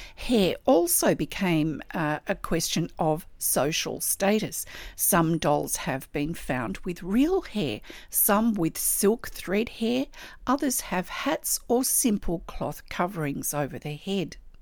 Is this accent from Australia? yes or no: yes; Australia; I'm an Australian textile artist